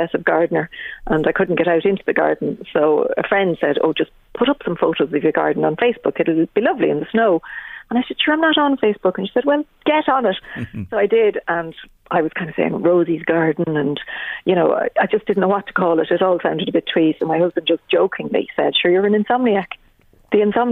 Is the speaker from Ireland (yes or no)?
yes; Dunshaughlin, Leinster, Ireland; also born or lived in Dublin; now in Slane, Ireland; I grew up in Dunshaughlin